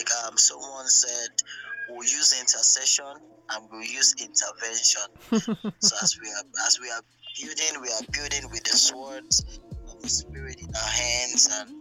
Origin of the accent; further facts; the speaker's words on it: Nigeria; I'm just a Nigerian